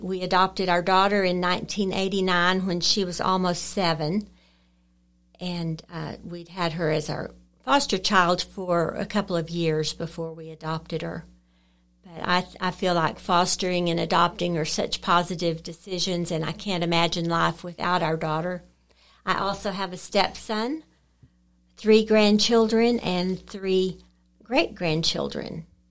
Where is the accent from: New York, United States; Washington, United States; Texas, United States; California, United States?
Texas, United States; Lubbock; moved away as an adult; also born or lived in Lamesa, Texas; I grew up in Lubbock, graduated from Monterey High School and from Texas Tech